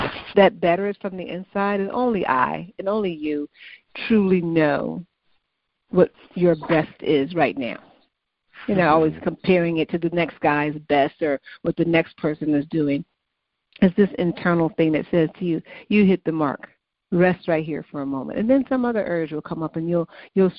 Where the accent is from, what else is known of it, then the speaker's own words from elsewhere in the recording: Chicago, Illinois, United States; moved away; also born or lived in Massachusetts; growing up in the South Side of Chicago